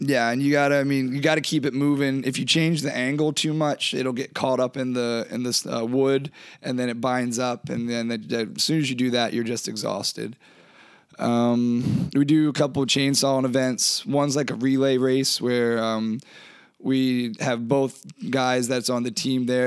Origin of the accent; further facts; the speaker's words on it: Eastern Shore of Maryland, United States; moved away as an adult; also born or lived in Maine; now in Alaska, United States; I'm originally from Maryland